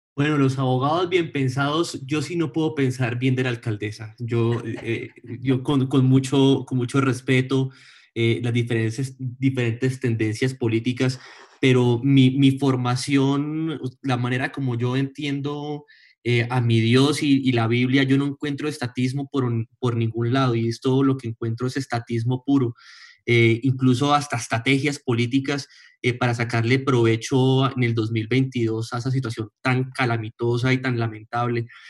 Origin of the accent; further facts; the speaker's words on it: Colombia; somos unos colombianos